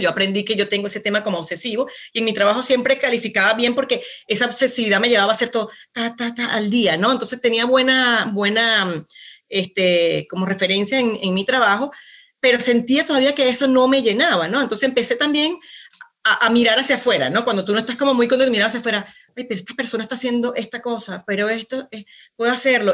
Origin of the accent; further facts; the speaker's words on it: Venezuela; moved away as an adult; now in Santiago, Chile; soy venezolana, ¿ok? nacida, criada allá, toda mi, toda mi vida hasta los 35, pues vivía allá